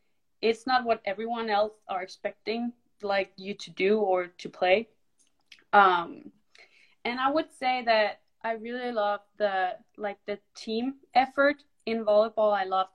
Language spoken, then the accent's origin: English; Denmark; moved away as an adult; I am from Denmark. I am 22 years old, and so I went to the United States last year, 2 years ago, I think